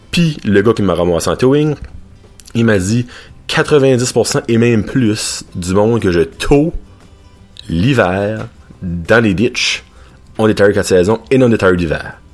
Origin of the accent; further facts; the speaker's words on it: Petit-Rocher, New Brunswick, Canada; parce qu'il n'y en a pas par chez nous à Batters, à Petit Roche à c'est le Pita Pit